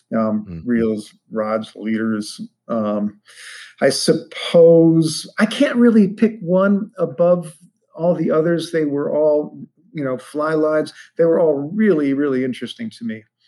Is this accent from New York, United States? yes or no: no; Ohio, United States; I grew up in Ohio.